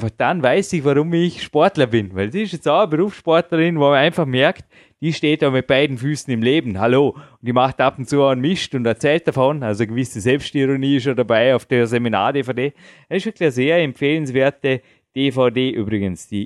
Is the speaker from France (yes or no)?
no; Dornbirn, Vorarlberg, Austria; die Birne. So buchstabiert sie nicht, aber so erklärt man meine Heimatstadt und so googelt man nach